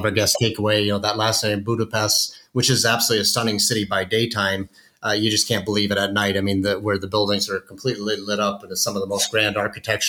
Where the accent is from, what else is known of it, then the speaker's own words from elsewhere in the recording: South Dakota, United States; my home state of South Dakota